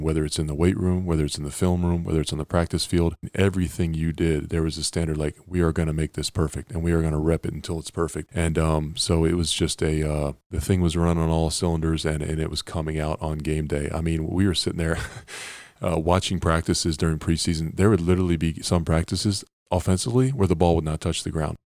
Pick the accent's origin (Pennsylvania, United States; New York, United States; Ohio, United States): Pennsylvania, United States; growing up in Pennsylvania